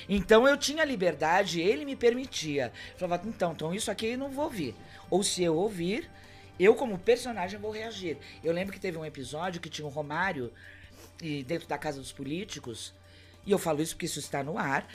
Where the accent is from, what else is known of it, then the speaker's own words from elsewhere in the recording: Santos, São Paulo, Brazil; eu sou de Santos